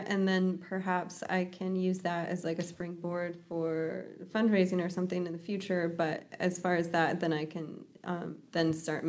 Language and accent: English; Montana, United States; moved away as an adult; now in Kauai, United States; growing up in Montana where, I don't know, people are always working really hard